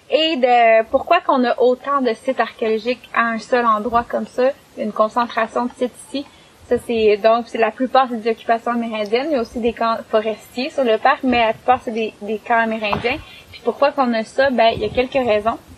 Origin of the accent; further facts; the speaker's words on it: Quebec, Canada; c'est vraiment fou parce que en tant que Québécois, on sait pas ça.